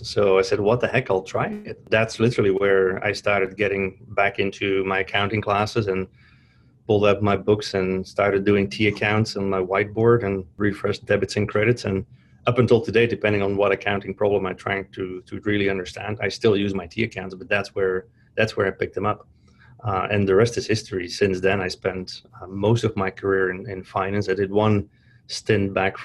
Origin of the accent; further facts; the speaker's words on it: Flanders, Belgium; moved away as an adult; Born and raised in Belgium, so the Flemish-speaking part of Belgium near Antwerp